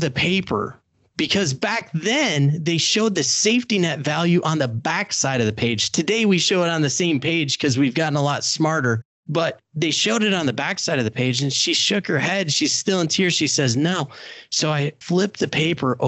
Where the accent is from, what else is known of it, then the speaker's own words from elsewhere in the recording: Indiana, United States; I helped start the first CFP program for professionals in my home state of Indiana